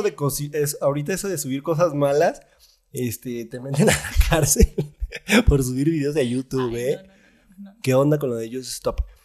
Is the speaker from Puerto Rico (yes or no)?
no; Zacatecas, Mexico; el Zacatecano es amable, eh, es, buena onda, es buen pedo, pero de pronto somos muy serios